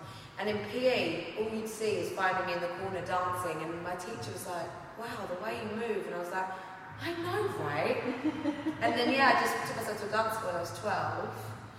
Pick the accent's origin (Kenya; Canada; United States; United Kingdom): United Kingdom; Ilford, London; Yeah, Ilford.